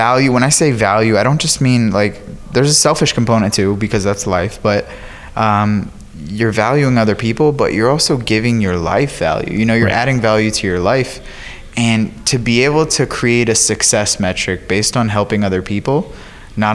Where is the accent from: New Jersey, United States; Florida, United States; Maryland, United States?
Florida, United States; I'm from Florida